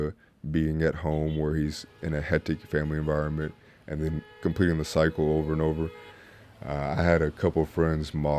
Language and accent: English; Mesquite, Texas, United States; I grew up in Mesquite, Texas, and I started playing when I was 6 years old